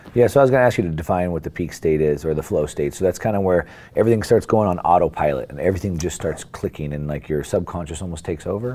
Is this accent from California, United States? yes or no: yes; Southern California, United States; I've been an action sports guy my whole life growing up in Southern California.